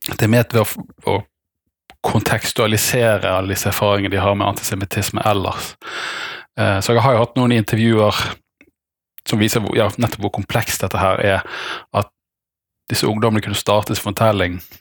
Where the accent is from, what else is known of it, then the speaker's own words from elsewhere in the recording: Bergen, Vestland, Norway; moved away; also born or lived in Denmark; så er jeg bergenser av hjerte, men kanskje dansk av kultur